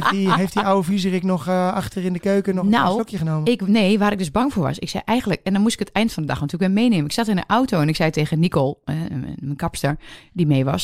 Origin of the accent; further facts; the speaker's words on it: Overijssel, Netherlands; Vind ik hem nou zo grappig omdat ik uit Twente kom?